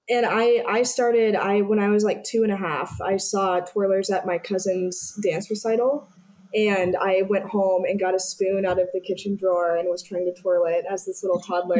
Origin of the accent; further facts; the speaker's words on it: Des Moines, Iowa, United States; I'm from Des Moines, Iowa